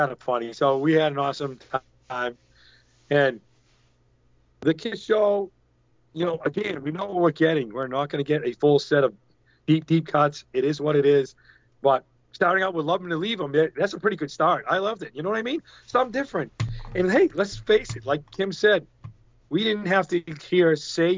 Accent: New England, United States; I'm from New England.

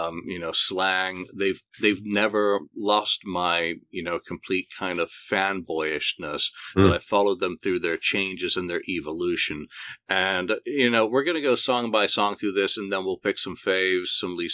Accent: Bradford, Yorkshire and the Humber, United Kingdom; moved away; also born or lived in London / America / Singapore; Yeah, so I may have been born in London, but I grew up in Bradford, Yorkshire.

